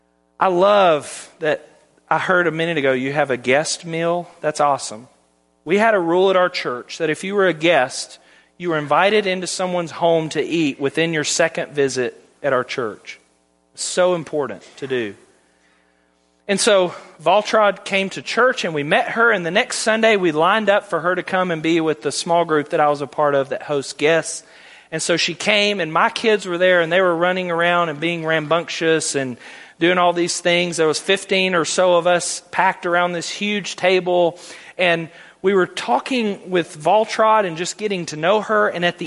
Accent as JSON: {"language": "English", "region": "the South", "country": "United States", "said": "The Millers are from California. We're from the South."}